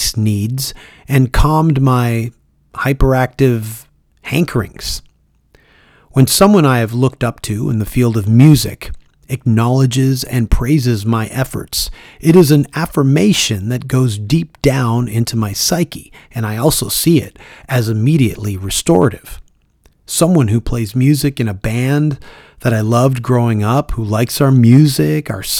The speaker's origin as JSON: {"language": "English", "town": "Toronto", "region": "Ontario", "country": "Canada", "tie": "born or raised there", "said": "Toronto, Ontario, Canada, my hometown"}